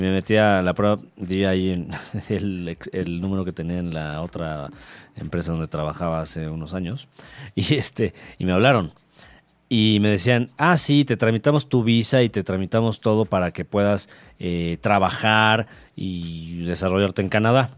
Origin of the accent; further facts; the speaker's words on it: Mexico; como mexicanos